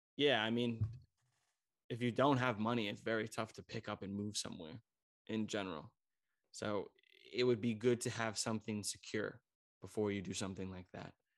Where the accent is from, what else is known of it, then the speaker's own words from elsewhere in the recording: United States; moved away as an adult; now in Germany; I'm an American who grew up in American